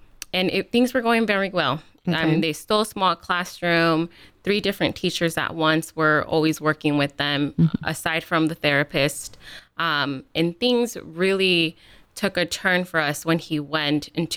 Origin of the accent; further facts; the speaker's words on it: California, United States; moved away as an adult; now in Columbus, United States; I'm born and raised in California.